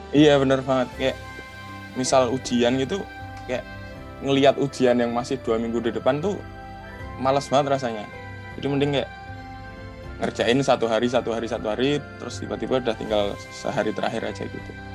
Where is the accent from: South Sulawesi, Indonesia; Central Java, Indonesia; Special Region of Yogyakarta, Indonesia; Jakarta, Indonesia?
Special Region of Yogyakarta, Indonesia; Yogyakarta; aku asli Jogja